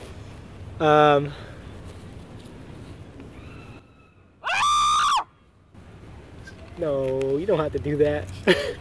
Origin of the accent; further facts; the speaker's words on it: Ridgecrest, California, United States; now in Sacramento, United States; Southern California, Ridgecrest is where I grew up.